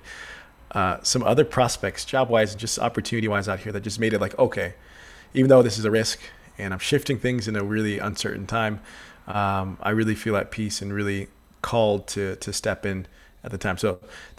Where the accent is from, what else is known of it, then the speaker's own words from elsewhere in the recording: Texas, United States; moved away as an adult; now in Nashville, United States; I'm originally from Texas, but I've been out here for about 10 months, coming on 11 months, and it's quickly become home.